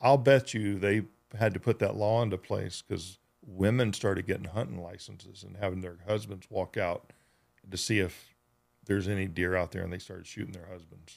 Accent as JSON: {"language": "English", "region": "Georgia", "country": "United States", "tie": "born or raised there", "moved": "yes", "said": "I grew up in Georgia, and where I grew up in Georgia"}